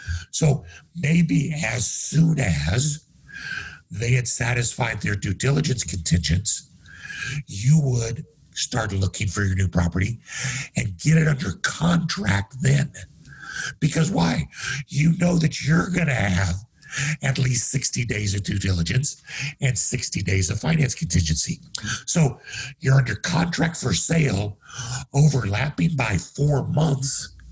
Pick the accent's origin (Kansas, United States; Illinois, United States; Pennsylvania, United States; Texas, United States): Kansas, United States; moved away; also born or lived in Denver; I grew up in Kansas where there ain't a lot of ocean.